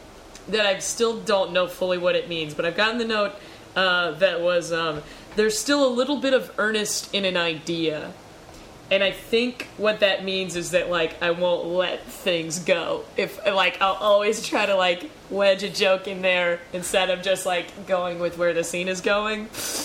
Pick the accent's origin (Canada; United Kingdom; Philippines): Canada; I'm from Canada.